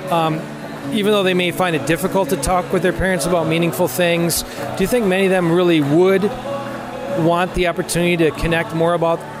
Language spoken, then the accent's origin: English; Sylvania, Ohio, United States; I'm from Sylvania, Ohio.